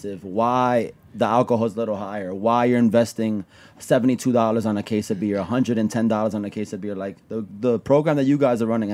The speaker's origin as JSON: {"language": "English", "town": "New York City", "region": "New York", "country": "United States", "tie": "born or raised there", "said": "growing up in the Bronx"}